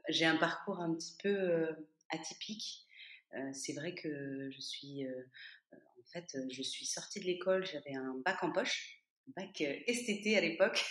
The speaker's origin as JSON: {"language": "French", "country": "France", "moved": "as an adult", "lives_now": "Toulouse, France", "said": "je suis française, mais j'étais partie pendant huit ans"}